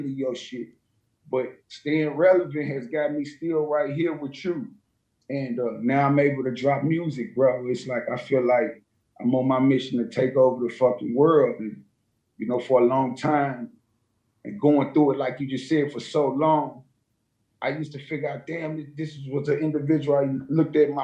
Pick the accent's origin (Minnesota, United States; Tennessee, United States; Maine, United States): Tennessee, United States; Nashville; I come from Nashville, Cashville